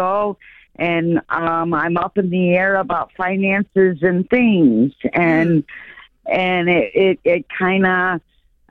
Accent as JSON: {"language": "English", "town": "Chicago", "region": "Illinois", "country": "United States", "said": "I'm not a farmer. I'm from Chicago"}